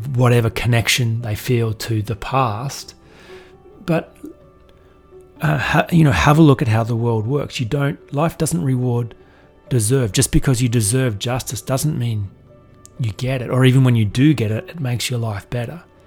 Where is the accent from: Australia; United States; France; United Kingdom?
Australia; being a man, being being white, being wealthy, being Australian